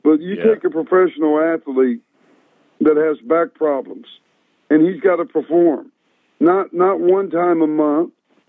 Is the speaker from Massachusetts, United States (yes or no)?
no; Ohio, United States; moved away as an adult; also born or lived in Calgary, Alberta, Canada; I was a young guy. I was from Ohio, a small town